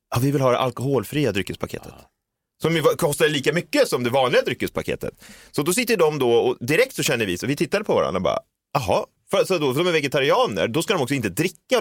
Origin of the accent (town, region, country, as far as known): Stockholm, Stockholm County, Sweden; born or raised there